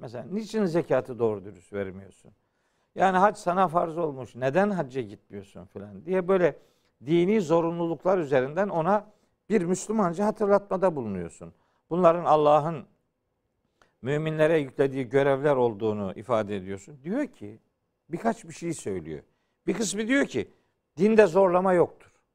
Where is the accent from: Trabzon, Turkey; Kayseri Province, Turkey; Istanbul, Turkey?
Trabzon, Turkey; Uzungöl; Trabzon'un Uzun Göl diye bir beldesi var. Hı hı. Belde az şimdi mahalle olarak geçiyor. Ee, ben oralıyım.